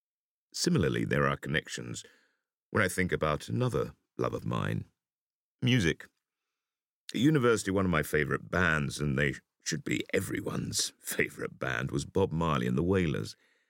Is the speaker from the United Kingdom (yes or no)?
yes; Gateshead, North East England, United Kingdom; which, growing up in Gateshead opposite Newcastle, was a big part of my education.